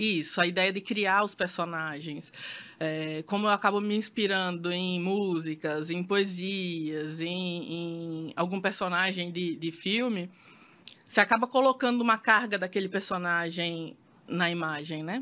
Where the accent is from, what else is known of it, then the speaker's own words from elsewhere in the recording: Maceió, Alagoas, Brazil; eu sou de Maceió